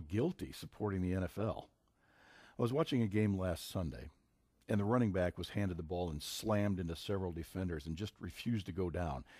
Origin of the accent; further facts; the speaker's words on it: Minnesota, United States; my home state of Minnesota